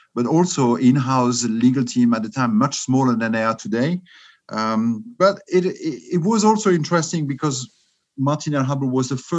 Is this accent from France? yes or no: yes; Strasbourg, Grand Est, France; accent: French; English is a second language; also born or lived in London / New York City / Cork, Ireland / Geneva; now in Zurich, Switzerland; You guess from my accent maybe that I'm French. I'm born in Strasbourg. That's on the German border.